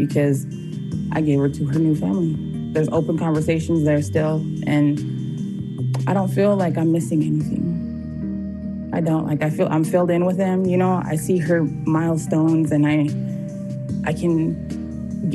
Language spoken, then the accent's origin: English; United States; I'm Native American